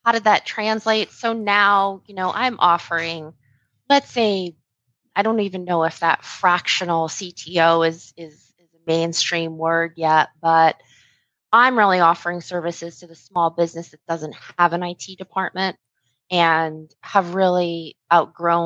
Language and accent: English; Fort Lauderdale, Florida, United States; moved away as an adult; now in Satellite Beach, United States; I come from Fort Lauderdale